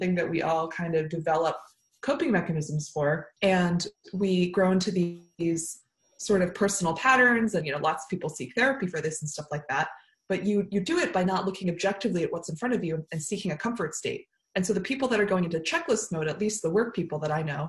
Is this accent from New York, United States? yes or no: yes; New York area, United States; now in Oakland, United States; I grew up in the New York area